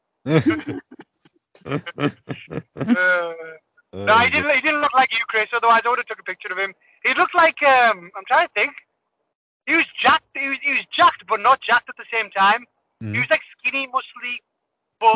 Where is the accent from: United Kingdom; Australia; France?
United Kingdom; Middlesbrough, North East England; I'm from Middlesbrough.